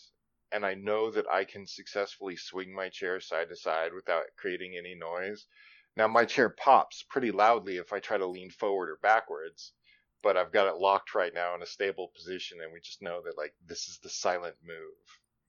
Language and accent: English; Nevada, United States; it would drive me nuts because I came from Nevada. We have sunshine all the time.